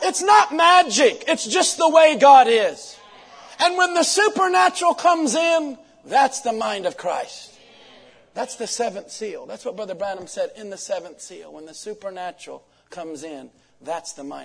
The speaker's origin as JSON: {"language": "English", "country": "United States", "said": "from Washington"}